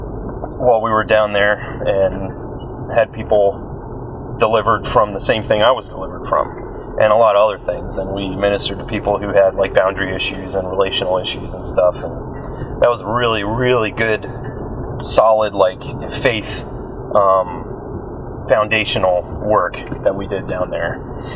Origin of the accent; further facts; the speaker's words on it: New Jersey, United States; moved away as an adult; I was born and raised in New Jersey